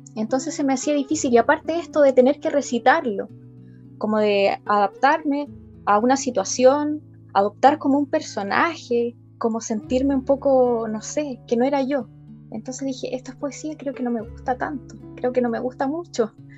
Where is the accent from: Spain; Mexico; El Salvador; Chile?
Chile; Linares, Maule; also born or lived in Talca; soy, soy de Linares, vivo en Linares